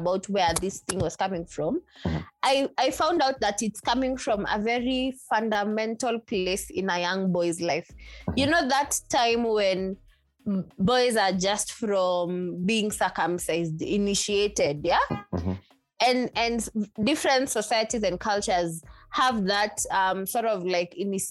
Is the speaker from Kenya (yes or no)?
yes; Nairobi, Kenya; I'm a city girl. I was born and bred in Nairobi.